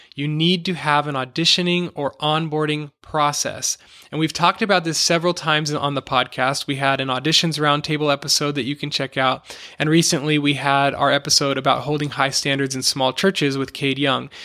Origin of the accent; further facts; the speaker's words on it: Los Angeles, California, United States; moved away as an adult; my family and I moved back to my hometown in Los Angeles